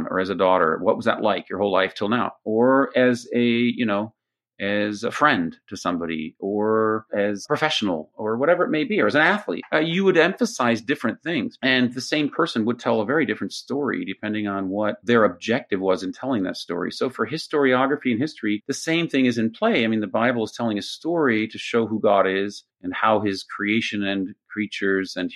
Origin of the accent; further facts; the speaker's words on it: Jerusalem, Jerusalem District, Israel; also born or lived in United States; I'm from a mix because I grew up in Jerusalem, but I was trained partly in Jerusalem, partly in the States. So I'm part of that sort of, you know, Near Eastern Israeli world. I speak Hebrew and Arabic